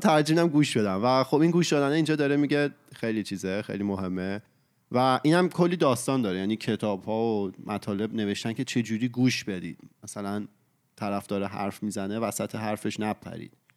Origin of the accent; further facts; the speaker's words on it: Iran; moved away as an adult; now in Canada; سه سال و نیمه پیش که من از ایران اومدم کانادا